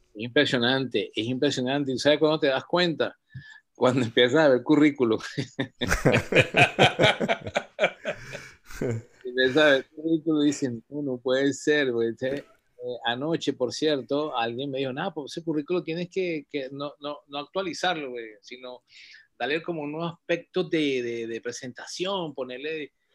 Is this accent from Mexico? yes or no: no; Venezuela; yo nací, pero mi, mi, en el año 57, y yo vivía en una urbanización Francisco de Miranda